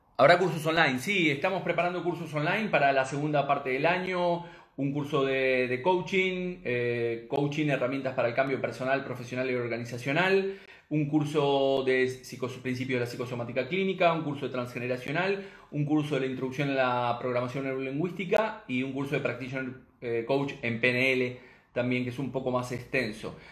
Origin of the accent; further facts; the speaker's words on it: Uruguay; now in Spain; soy nacido en Uruguay, pero este, eh, aquí en España